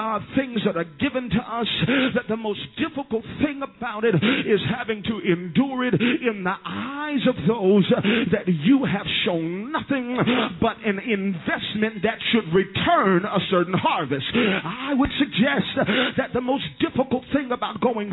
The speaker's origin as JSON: {"language": "English", "region": "Southwest Louisiana", "country": "United States", "said": "I am from Southwest Louisiana"}